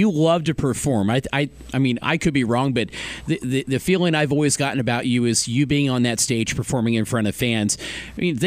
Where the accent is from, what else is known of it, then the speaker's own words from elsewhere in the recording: Evansville, Indiana, United States; I grew up in Evansville, but went to school at Wood Memorial just north of there